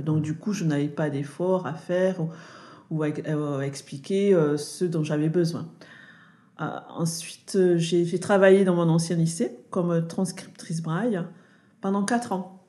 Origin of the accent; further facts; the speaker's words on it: Toulouse, Occitania, France; je suis née à Toulouse